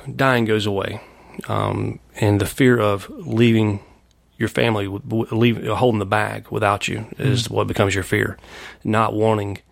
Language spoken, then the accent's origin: English; Anderson, South Carolina, United States; moved away as an adult; also born or lived in Greenville, South Carolina / Knoxville, Tennessee / Chattanooga, Tennessee / Atlanta, Georgia; now in Charlotte, United States; I'm from Anderson, South Carolina.